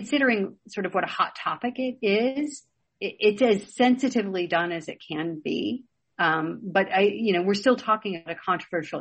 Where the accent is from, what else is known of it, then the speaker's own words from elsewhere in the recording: Chicago, Illinois, United States; I grew up in Chicago in the 70s